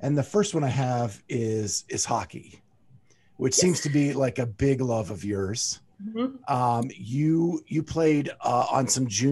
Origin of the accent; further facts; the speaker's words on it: Pennsylvania, United States; now in Columbus, United States; I grew up in Pennsylvania